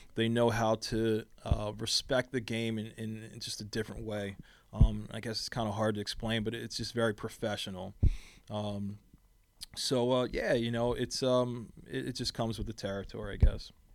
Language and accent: English; Philadelphia, Pennsylvania, United States; moved away; I was a kid from Philly